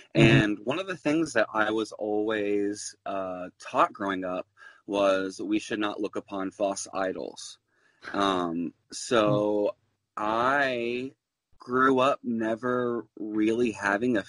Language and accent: English; Louisville, Kentucky, United States; now in New York, United States; I'm from Louisville, Kentucky, and I loved the drag there so much